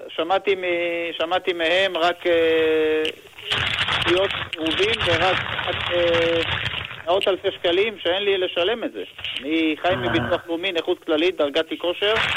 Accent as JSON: {"language": "Hebrew", "town": "Kiryat Bialik", "region": "Haifa District", "country": "Israel", "moved": "as an adult", "lives_now": "Jerusalem, Israel", "said": "ועברתי לירושלים, אני מגיע מהקריות. אה, כן. ביאליק במקור, ועברתי לירושלים"}